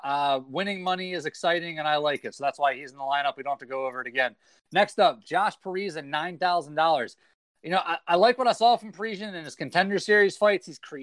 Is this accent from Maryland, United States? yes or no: yes; Maryland, United States; I'm from Maryland, as you can see from the hoodie.